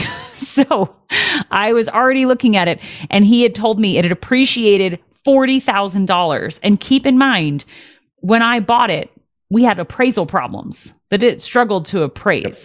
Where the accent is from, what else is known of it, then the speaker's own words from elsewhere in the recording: Detroit, Michigan, United States; moved away; I did graduate high school in Detroit